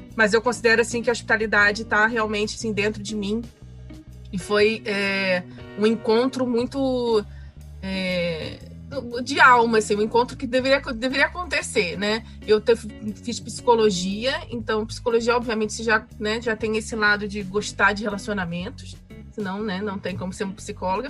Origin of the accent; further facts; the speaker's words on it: Rio de Janeiro, Brazil; eu sou do Rio, né? No Rio de Janeiro